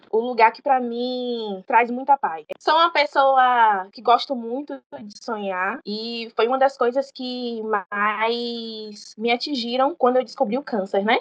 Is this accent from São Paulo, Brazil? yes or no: no; Salvador, Bahia, Brazil; Sou de Salvador, Bahia, é o lugar que eu amo morar